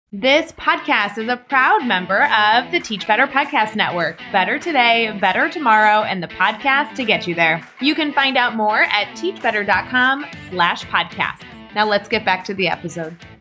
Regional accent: New York City, New York, United States; I'm from Queens, New York.

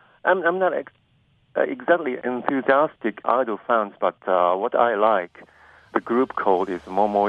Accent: Nagasaki, Japan; I'm from Nagasaki, Japan.

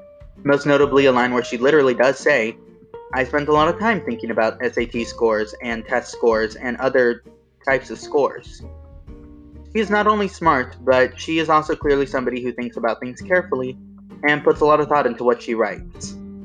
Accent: United States; growing up in the Valley, most people are Spanish speaking.

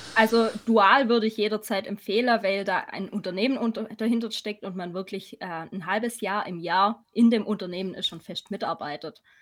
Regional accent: Swabia, about 40 km from Ulm, Baden-Württemberg, Germany; accent: Swabian; komme aus dem Schwabenländle, wie man vielleicht hört. Ein bisschen. Circa 40 Kilometer von Ulm

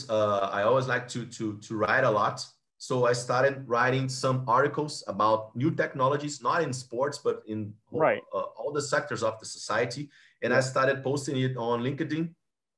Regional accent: Rio de Janeiro, Brazil; Rio, my hometown

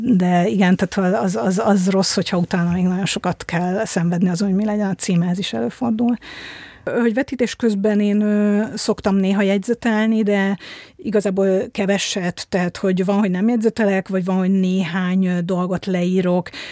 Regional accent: Budapest, Hungary; 1978. szeptember 21-én születtem. Budapesten.

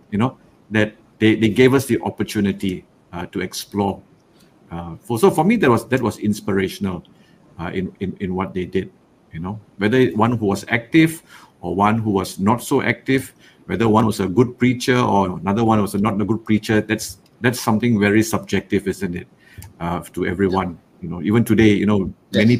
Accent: Rawang, Selangor, Malaysia; I grew up in Rawang, only one church.

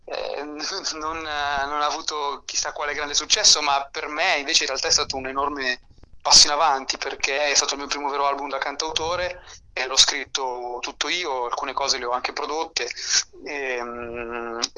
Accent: Milan, Lombardy, Italy; born there; io eh, sono nato a Milano, ma i miei nonni sono molisani e mio nonno era un contadino

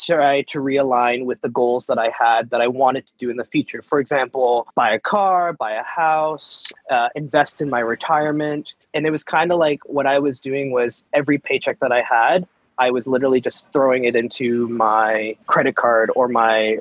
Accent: Mississauga, Ontario, Canada; born and raised in Mississauga.

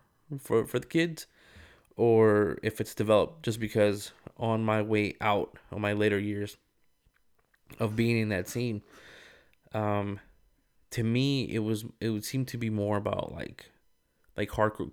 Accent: Rialto, California, United States; Like, this is how I grew up. This is how mm-hmm. we say it. Like, you know, I'm from Rialto.

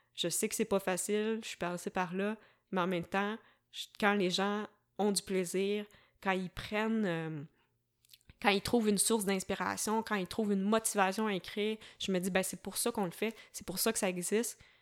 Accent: Varennes, Quebec, Canada; moved away as an adult; also born or lived in Sherbrooke; je suis originaire de la rive sud de Montréal. Euh, j'ai grandi à Varennes

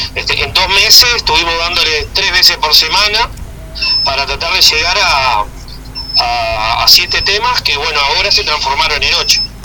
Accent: Toledo, Canelones, Uruguay; nosotros somos acá de Toledo

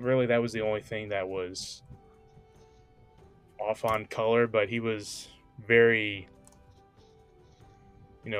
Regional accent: United States; We're American

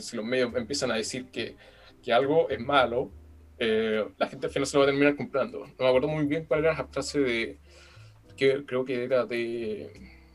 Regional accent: Chile; nosotros como chilenos

